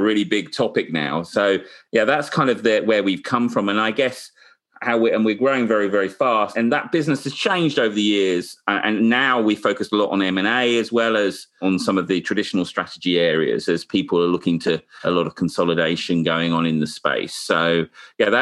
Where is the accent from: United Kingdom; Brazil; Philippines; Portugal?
United Kingdom; being a Brit